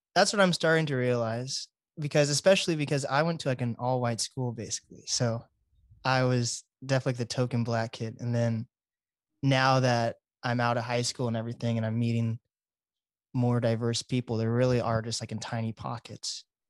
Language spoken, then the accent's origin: English; Seattle, Washington, United States; I'm one of the first generations of actual Black people actually being born in Seattle